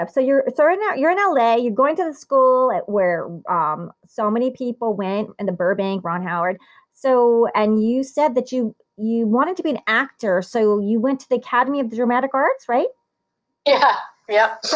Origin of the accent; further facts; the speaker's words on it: Italy; born there; and I was born in Italy